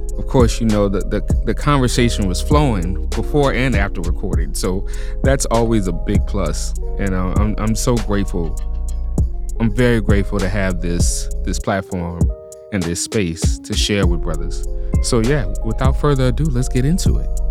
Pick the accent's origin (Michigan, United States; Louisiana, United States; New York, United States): Louisiana, United States; New Orleans; But I'm born and raised in New Orleans